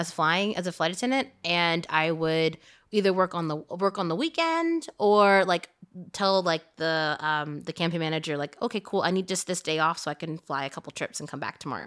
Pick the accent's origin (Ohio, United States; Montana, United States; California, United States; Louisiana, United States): Louisiana, United States; moved away; also born or lived in San Francisco; growing up in Louisiana